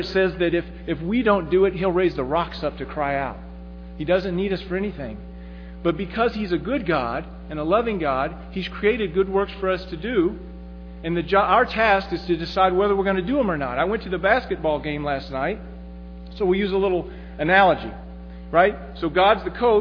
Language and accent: English; Midwest, United States; moved away as an adult; I'm from the Midwest